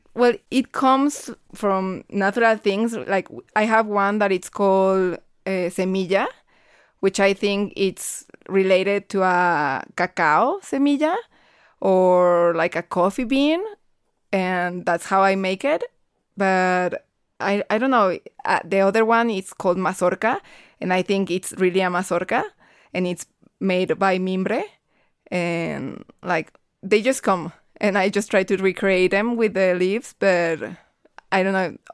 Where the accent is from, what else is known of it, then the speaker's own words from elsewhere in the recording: Guadalajara, Jalisco, Mexico; I'm from Guadalajara, Jalisco